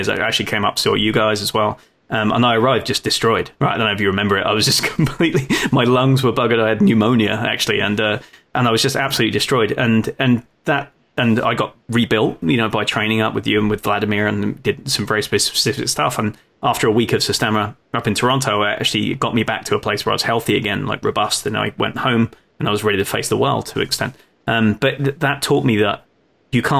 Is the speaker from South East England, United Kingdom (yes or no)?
yes; Folkestone, South East England, United Kingdom; moved away; I grew up in Folkestone, in the south coast of England, right on the English Channel